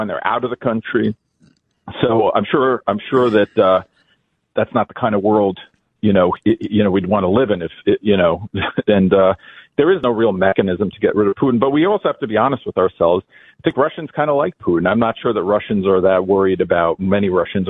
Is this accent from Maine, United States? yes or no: no; New York, United States; also born or lived in New Jersey; Where I grew up in New York